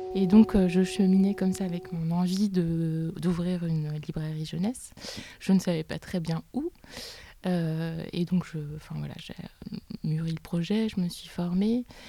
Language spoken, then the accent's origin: French; Gérardmer, Grand Est, France; moved away as an adult; also born or lived in Reims / Épinal / Bordeaux / Bilbao; now in Saint-Nazaire, France; je suis née à Reims et ensuite j'ai grandi dans les Vosges à Gérardmer